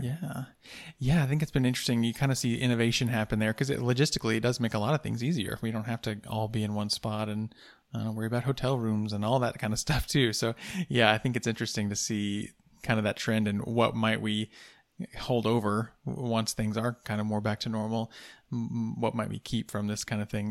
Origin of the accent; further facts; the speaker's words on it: Van Buren, Arkansas, United States; I'm from Van Buren